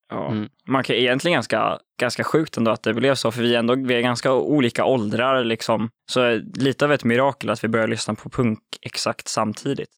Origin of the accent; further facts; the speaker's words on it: Uppsala, Uppsala County, Sweden; Jag och Frans är från Uppsala